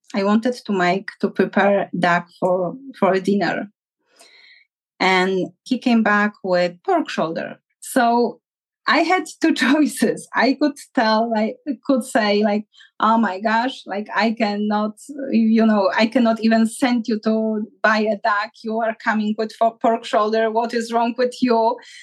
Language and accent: English; Poland; moved away; I'm from Poland